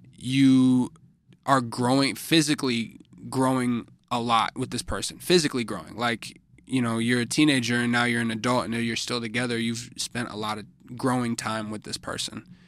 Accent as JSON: {"language": "English", "town": "Chicago", "region": "Illinois", "country": "United States", "said": "I'm a artist from Chicago"}